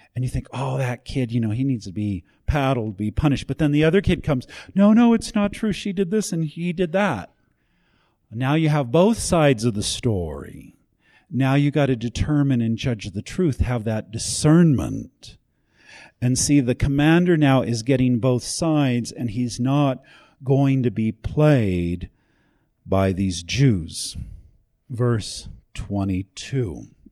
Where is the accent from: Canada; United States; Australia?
United States; I'm an American